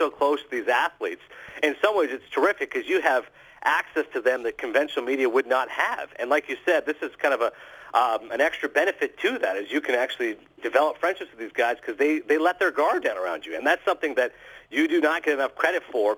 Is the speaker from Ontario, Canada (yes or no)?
yes; Kingston, Ontario, Canada; moved away; also born or lived in Toronto; where we grew up in Kingston, Ontario